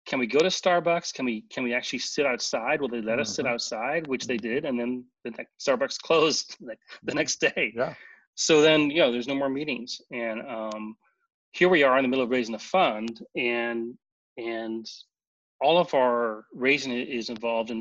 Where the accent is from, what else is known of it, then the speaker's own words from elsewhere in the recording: Santa Monica, California, United States; now in Orange County, United States; I'm from Santa Monica